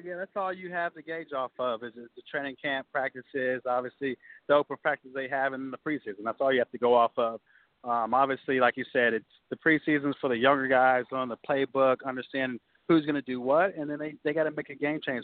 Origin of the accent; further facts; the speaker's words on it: Norman, Oklahoma, United States; I'm from Norman, Oklahoma